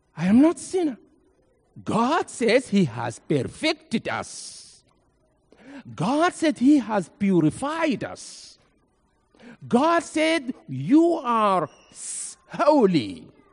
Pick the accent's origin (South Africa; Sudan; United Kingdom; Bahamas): Sudan; Nuba Mountains, South Kordofan; also born or lived in Egypt; now in Memphis, United States; I came from Nuba Mountains in Sudan.